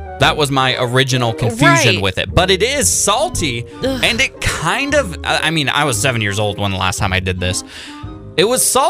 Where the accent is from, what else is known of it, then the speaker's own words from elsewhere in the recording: Washington, United States; now in Sonoma County, United States; Tomorrow, I'm flying back to my home state of Washington